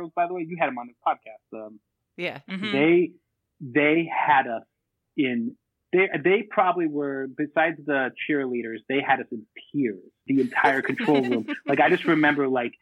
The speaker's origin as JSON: {"language": "English", "town": "Boston", "region": "Massachusetts", "country": "United States", "tie": "born or raised there", "said": "I'm from Boston. I was born in Boston, and all my family's from Boston"}